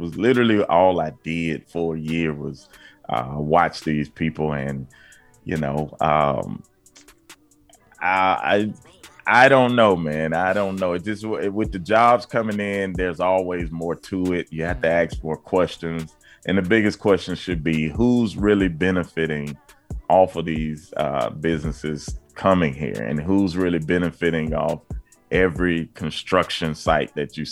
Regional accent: Birmingham, Alabama, United States; me growing up in Birmingham

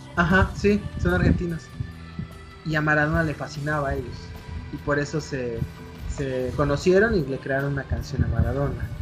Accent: Mexico; nosotros como mexicanos

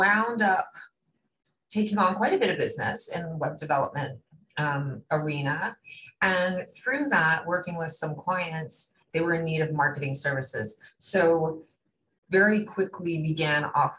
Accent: Bermuda; I was born and raised in Bermuda

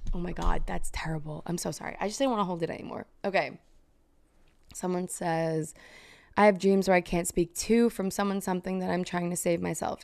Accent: New York, United States; now in New Jersey, United States; I was born in Manhattan, moved out to a suburb in Jersey

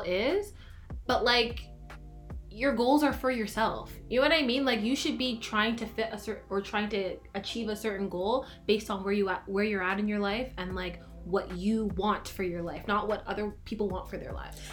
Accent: Canada; I'm from Canada

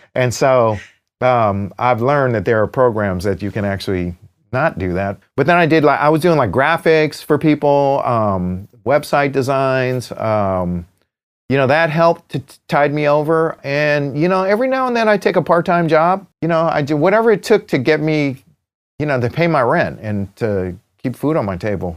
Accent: United States; I'm American, right? While, while I'm an Asian American, I'm Chinese American, you know, I'm from here

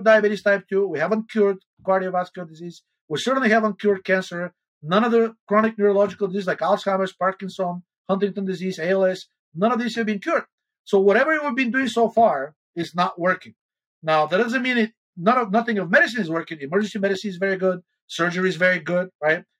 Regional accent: Bulgaria; moved away; I'm originally from Bulgaria

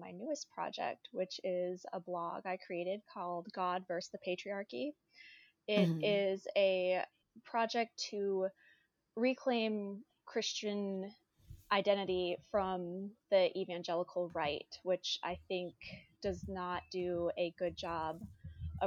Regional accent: Charlottesville, Virginia, United States; moved away as an adult; now in Montrose, United States; Originally, I'm from Charlottesville, Virginia.

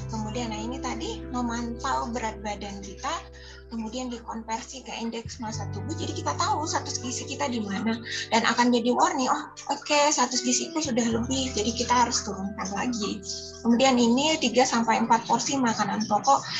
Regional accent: South Kalimantan, Indonesia; karena saya orang Banjar asli jadi rasanya tidak sah sekali kalau makan tanpa nasi putih.

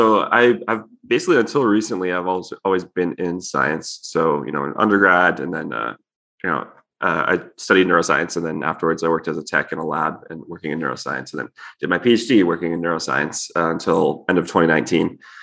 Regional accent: Hamilton, Ontario, Canada; moved away as an adult; now in United States; I'm actually Canadian also. Oh, okay. I'm from Hamilton.

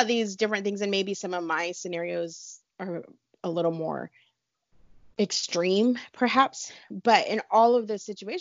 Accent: California, United States; also born or lived in Hawaii; I'm from California

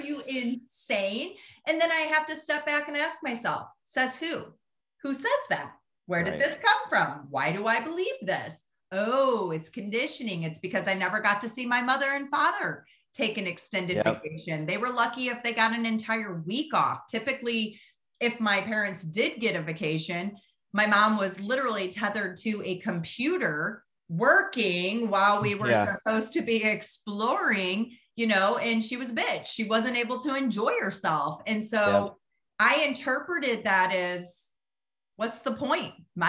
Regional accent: Midwest, United States; I grew up in the Midwest.

